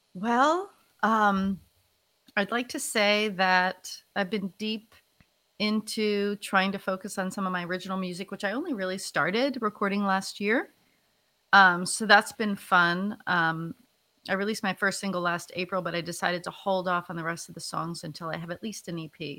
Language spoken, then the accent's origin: English; New Jersey, United States; moved away as an adult; also born or lived in Philadelphia area; now in Philadelphia, United States; I'm originally from North Jersey, um, actually right outside of New York City